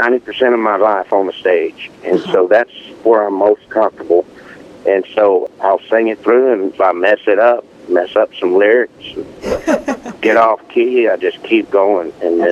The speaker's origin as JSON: {"language": "English", "town": "Beaumont", "region": "Texas", "country": "United States", "tie": "born or raised there"}